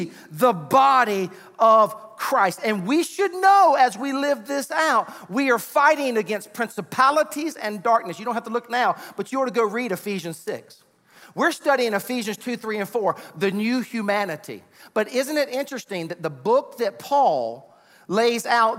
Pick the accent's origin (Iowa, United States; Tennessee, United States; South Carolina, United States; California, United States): South Carolina, United States; Sumter; That's where my family was originally from, even though I grew up in Sumter